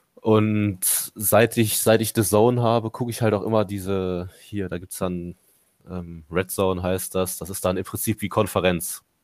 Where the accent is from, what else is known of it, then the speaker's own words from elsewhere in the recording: Mönchengladbach, North Rhine-Westphalia, Germany; Ich bin in Gladbach geboren, Gladbach aufgewachsen